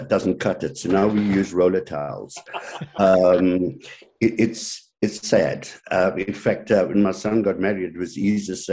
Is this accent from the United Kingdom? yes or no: no; South Africa; moved away as an adult; now in Canada; growing up in South Africa, I always had dogs, five or six dogs